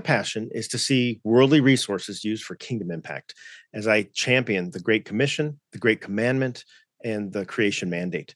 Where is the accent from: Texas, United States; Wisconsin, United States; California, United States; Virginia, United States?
California, United States; Southern; moved away as an adult; now in Coeur d'Alene, United States; I was raised in Southern California, which I like to say is a good place to be from.